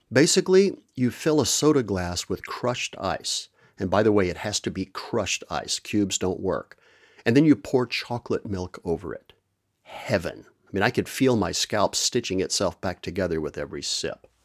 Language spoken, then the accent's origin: English; Permian Basin of West Texas, United States; also born or lived in Amarillo, Texas / Roswell, New Mexico; I am originally from the American Southwest, the Permian Basin of West Texas, to be exact. I was born in Amarillo, way up in the Panhandle, but my maternal grandparents lived in Roswell, New Mexico, so we spent a lot of time there when I was a kid